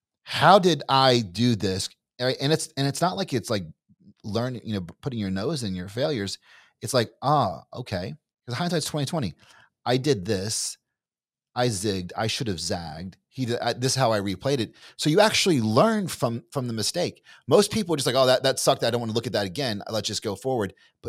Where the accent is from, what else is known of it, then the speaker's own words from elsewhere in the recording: Kentucky, United States; so I'm from Kentucky. You're from Texas. You sound like you're from Texas. I don't sound like I'm from Kentucky.